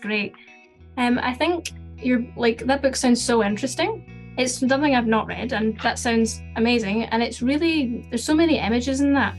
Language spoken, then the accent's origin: English; Uddingston, Scotland, United Kingdom; born or raised there